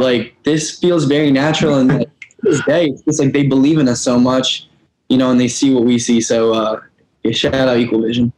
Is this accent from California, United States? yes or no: no; Albany, New York, United States; where I grew up in Albany, New York